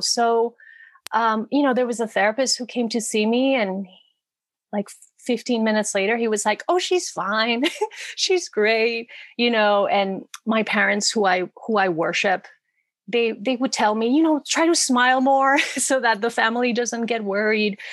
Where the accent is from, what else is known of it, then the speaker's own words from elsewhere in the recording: Puerto Rico; moved away as an adult; now in Los Angeles, United States; I come from Puerto Rico, which to me felt a little bit like a small town in many ways. So I wanted the big cities. I moved